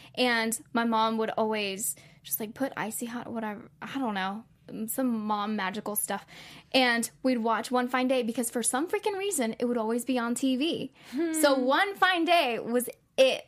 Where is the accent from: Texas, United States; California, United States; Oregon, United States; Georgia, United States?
Texas, United States; San Antonio; now in Los Angeles, United States; I'm from San Antonio, Texas, and it is a rather large city. But I always knew growing up that I wasn't meant to stay there.